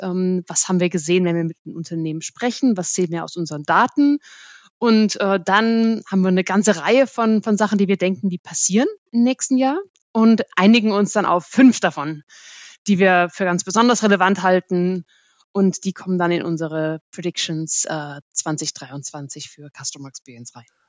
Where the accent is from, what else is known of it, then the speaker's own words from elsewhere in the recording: Germany; als Deutsche